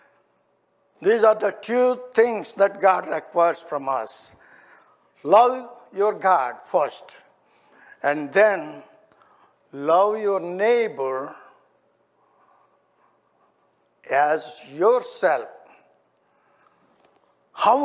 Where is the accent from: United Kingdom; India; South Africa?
India; moved away; I was born and raised in India.